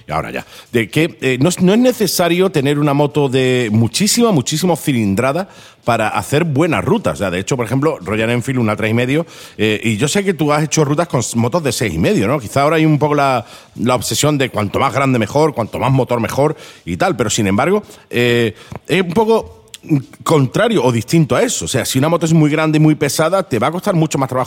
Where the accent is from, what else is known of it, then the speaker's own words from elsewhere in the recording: Málaga, Andalusia, Spain; Yo soy de Málaga